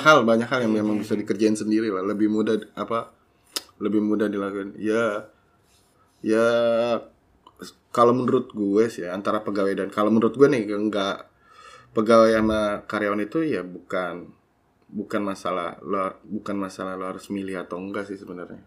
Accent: Jakarta, Indonesia; moved away as an adult; also born or lived in Bogor; gua dari kecil di Jakarta

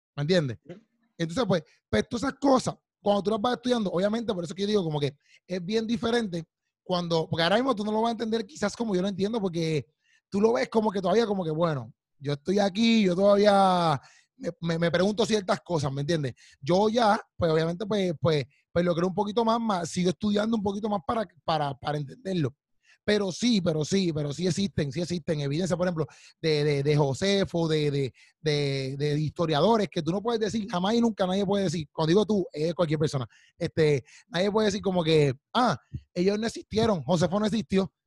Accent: Puerto Rico; yo soy puertorriqueño

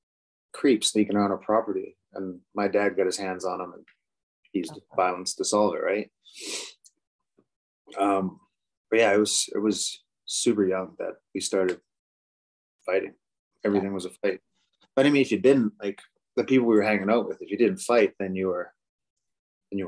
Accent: Halifax, Nova Scotia, Canada; moved away as an adult; now in Calgary, Canada; I grew up in Halifax

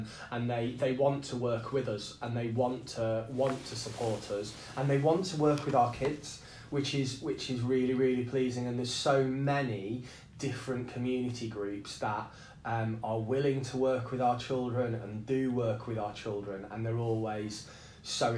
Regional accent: the Northeast, North East England, United Kingdom; now in Nottingham, United Kingdom; a community very, very similar to the community I grew up in the Northeast

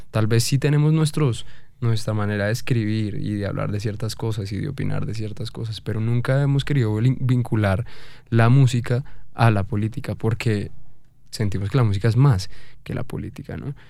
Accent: Bogotá, Colombia; nosotros con nuestra falta de identidad como, como, como país y como bogotanos

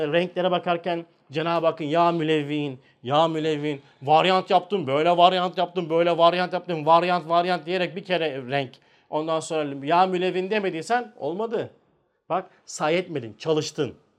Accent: Turkey; Biz Türküz

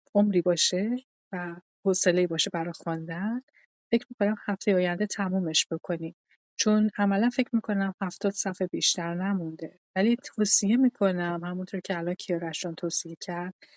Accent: Iran; به عنوان یه ایرانی

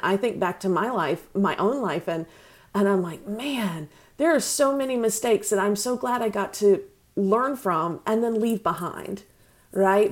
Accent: North Carolina, United States; accent: Southerner; moved away as an adult; I'm from North Carolina

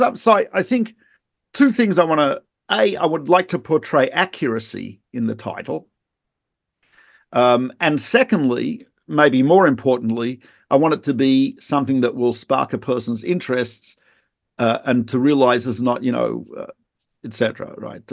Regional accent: Australia; moved away; I'm not from South Africa. I'm from Australia

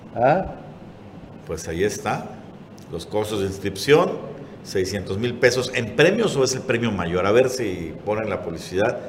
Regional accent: Chetumal, Quintana Roo, Mexico; Los que somos de Chetumal de hace muchos años

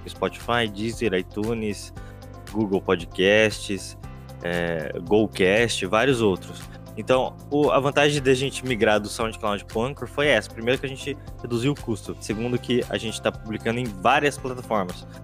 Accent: Londrina, Paraná, Brazil; eu sou de Londrina

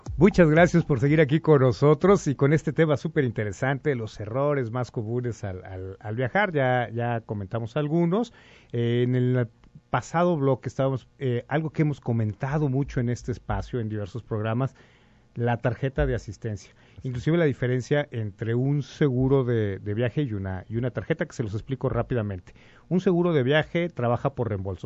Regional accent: Mexico; somos, eh, mexicanos

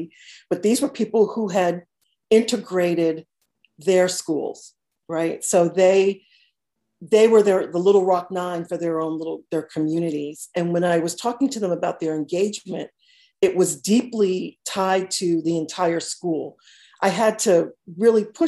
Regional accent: Norwalk, Stamford, Connecticut, United States; moved away as an adult; also born or lived in Georgia; I am originally from Norwalk, Stamford, Connecticut.

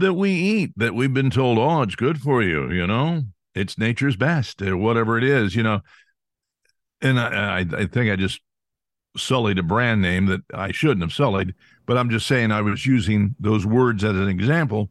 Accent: California, United States; I grew up in California

